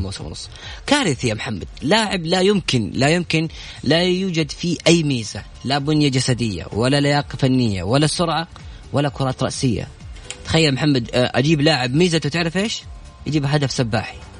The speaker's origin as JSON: {"language": "Arabic", "country": "Saudi Arabia", "said": "عندنا في السعودية"}